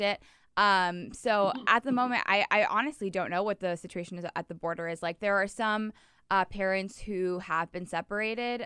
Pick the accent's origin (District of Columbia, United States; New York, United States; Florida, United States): Florida, United States; I was born and raised in Florida.